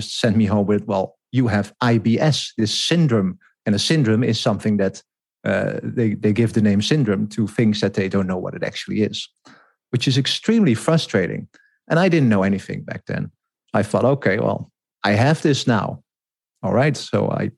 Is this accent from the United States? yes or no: no; Netherlands; I grew up in the Netherlands.